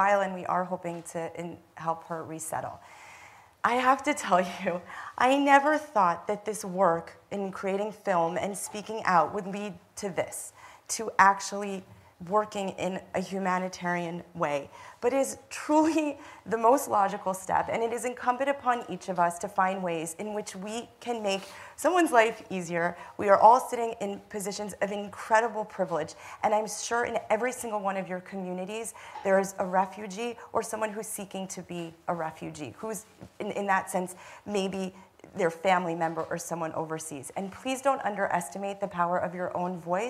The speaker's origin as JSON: {"language": "English", "country": "United States", "accent": "American", "said": "I am an American citizen"}